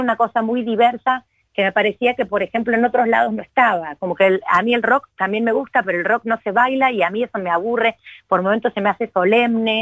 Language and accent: Spanish; Córdoba, Argentina; also born or lived in Mendoza, Argentina / Mexico; yo nací en Mendoza, pero ah, en realidad he vivido casi toda mi vida en Córdoba, porque tengo todas mis familias de acá, la mayor parte, así que soy, bueno, me asumo como cordobesa